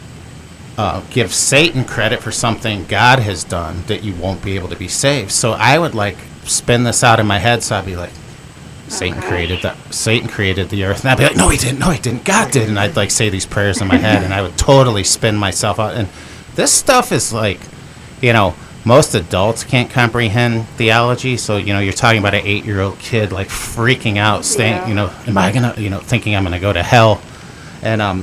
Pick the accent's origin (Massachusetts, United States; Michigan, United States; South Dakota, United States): Michigan, United States; I'm from Michigan as well